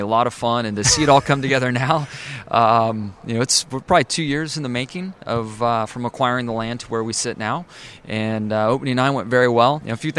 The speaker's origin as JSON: {"language": "English", "town": "San Diego", "region": "California", "country": "United States", "tie": "born or raised there", "moved": "yes", "said": "San Diego, my hometown"}